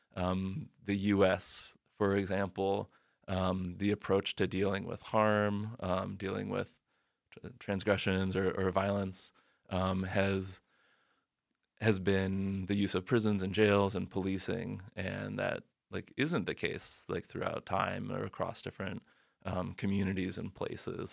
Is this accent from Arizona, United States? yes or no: yes; Arizona, United States; I grew up in Arizona where, like, policing and immigration are very entangled